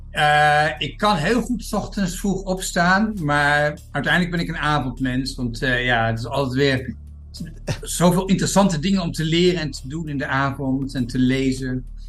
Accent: Groningen, Netherlands; moved away as an adult; also born or lived in England; now in Thailand; ik ben eh, geboren en getogen eh, stadje, dus eh, Groningen.

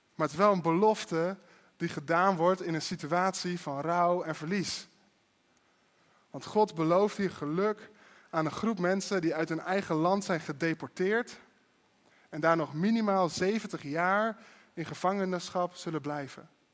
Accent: Netherlands; als Nederlanders

